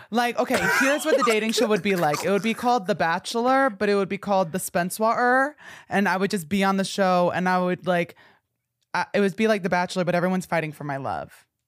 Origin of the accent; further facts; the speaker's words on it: New Jersey, United States; moved away; I told him I was from New Jersey